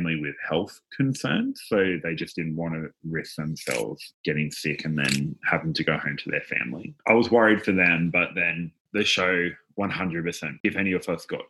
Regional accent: Newcastle, New South Wales, Australia; I'm from Newcastle, like we're pretty chill here, relaxed

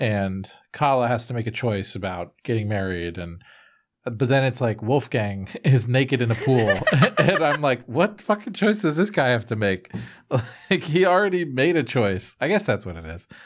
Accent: United States; I am an American

